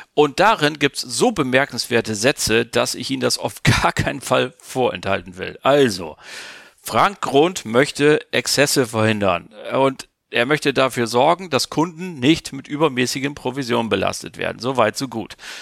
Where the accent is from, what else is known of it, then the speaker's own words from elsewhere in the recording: Germany; bei uns in Deutschland, die wir ja nach wie vor keine große Investment äh, Bürgerschaft haben, sondern wir sind ein Volk der Sparer